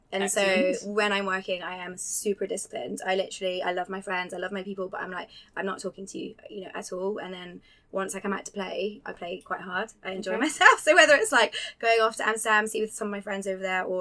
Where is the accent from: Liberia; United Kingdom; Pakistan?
United Kingdom; Scotland; moved away as an adult; I moved to Scotland when I was 5 and grew up there for 20 years